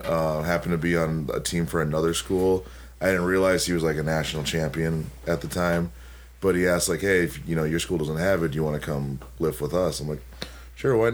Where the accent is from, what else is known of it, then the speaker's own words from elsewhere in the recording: Milwaukee, Wisconsin, United States; It just happened to be my hometown